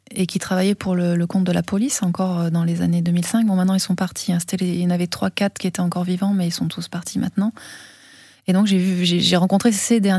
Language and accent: French; France; accent: French; on n'arrive pas comme ça, française, avec sa caméra.